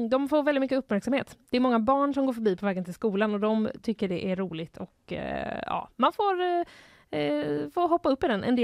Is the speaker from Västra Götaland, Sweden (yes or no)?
yes; Mölndal, Västra Götaland, Sweden; jag föddes på BB i Mölndal.